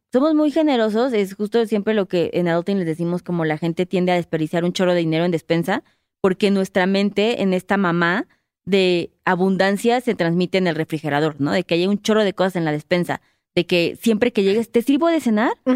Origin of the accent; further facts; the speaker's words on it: Mexico; Yo soy mexicana.